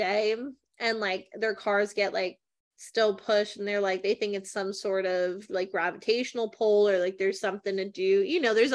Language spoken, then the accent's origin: English; New Jersey, United States; now in Delaware, United States; I grew up in Jersey